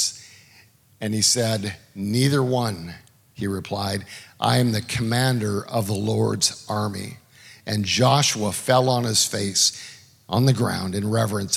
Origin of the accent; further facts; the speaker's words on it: Canada; now in United States; I'm a Canadian